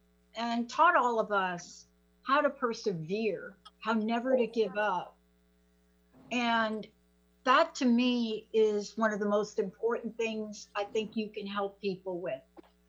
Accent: East Coast, United States; but I grew up on the East Coast

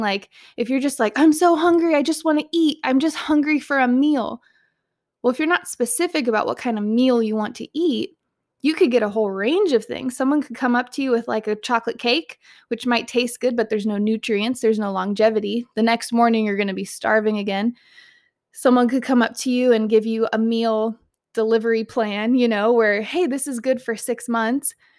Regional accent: Southern California, United States; moved away; I was born and raised in Southern California

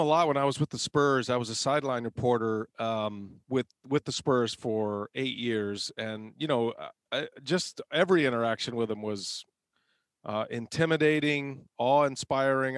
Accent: Texas, United States; moved away as an adult; now in Milwaukee, United States; I grew up in Texas, a sixth generation Texan. And so then I moved to Milwaukee and now I've been here 15 years

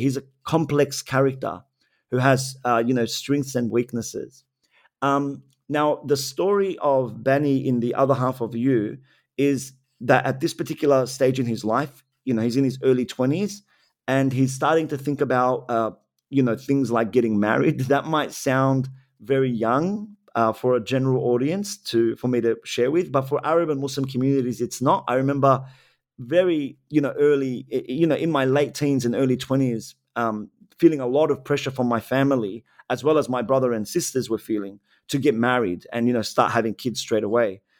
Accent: Sydney, New South Wales, Australia; Lakemba for me when I was growing up there

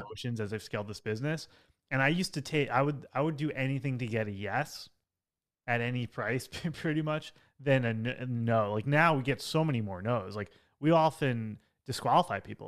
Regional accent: Long Island, New York, United States; also born or lived in Manhattan, New York; I grew up on Long Island, like an hour outside of New York City, and then I lived in Manhattan for ten years

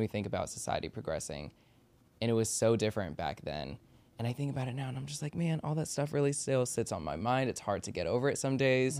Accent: Maryland and DC, United States; also born or lived in Washington, D.C.; I grew up in Maryland and D C

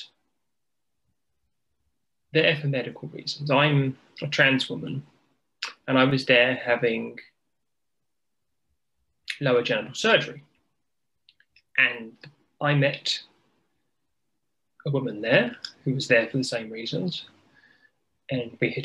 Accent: United Kingdom; accent: British; In case your viewers can't tell by this accent, I am as British as tea and scones.

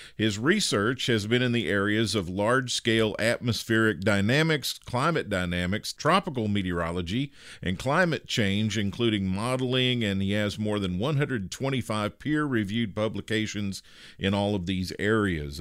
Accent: Midwest, United States; I was a kid, uh, growing up in the Midwest in nineteen seventy-four

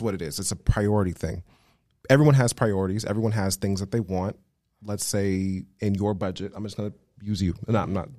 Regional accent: Las Vegas, Nevada, United States; moved away as an adult; now in Los Angeles, United States; I was born and raised in Las Vegas, Nevada. I live now in Los Angeles.

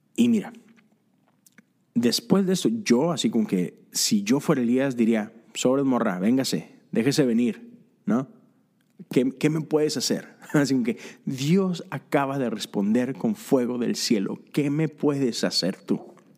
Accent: Monterrey, Nuevo León, Mexico; soy de Monterrey, soy fan de los Tigres y recuerdo esos primeros sábados que me iba con, mis amigos al estadio

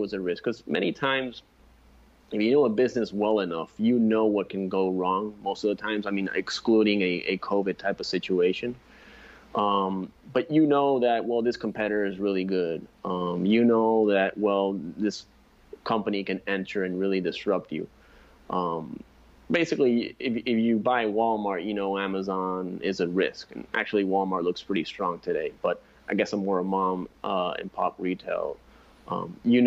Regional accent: San Juan, Puerto Rico; I'm from San Juan, Puerto Rico.

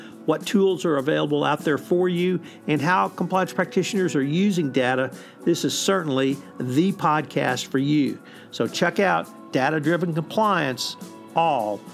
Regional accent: Texas, United States; I am a Southerner, a lifelong Texan

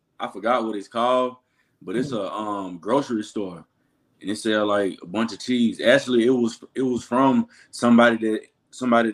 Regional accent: Clarksdale, Mississippi, United States; born or raised there; moved away as an adult; now in Green Bay, United States

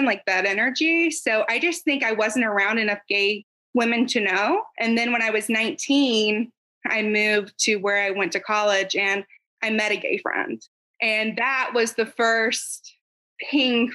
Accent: near Atlanta, Georgia, United States; In Georgia, actually. So like near Atlanta, like northwest of Atlanta, about by 45 minutes.

